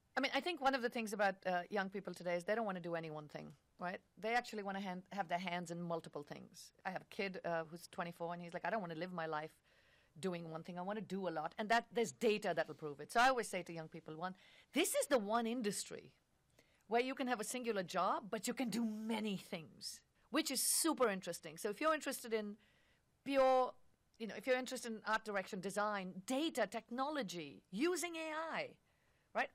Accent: India; moved away; I grew up in India

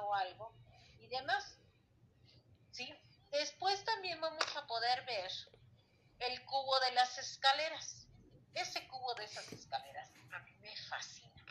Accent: Mexico; la historia que hemos tenido como mexicanos

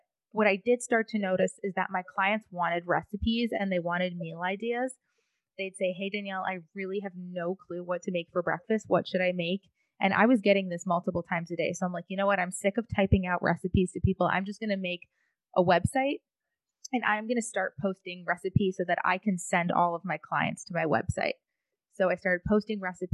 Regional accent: Michigan, United States; moved away as an adult; now in Boca Raton, United States; I grew up in Michigan. I went to college in Michigan

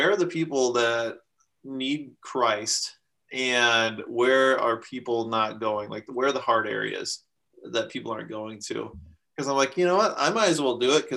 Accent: Minnesota, United States; I'm from Minnesota in the US

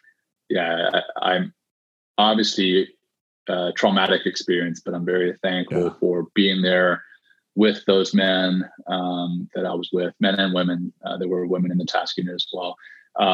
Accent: Ruston, Louisiana, United States; also born or lived in Cape Town, South Africa; I was born in Cape Town, South Africa, and I was one of five children. Three older sisters and a younger brother. And in 1984, so I had just turned seven, my parents, you know, pulled the five of us up and moved us to the small town of Ruston, Louisiana

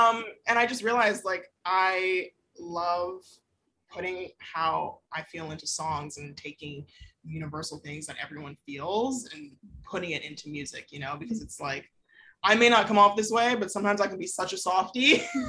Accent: Atlanta, Georgia, United States; I grew up in Atlanta. Born and raised.

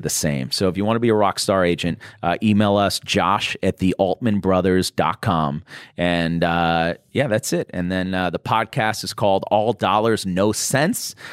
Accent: Boston, Massachusetts, United States; now in Los Angeles, United States; I'm from Boston

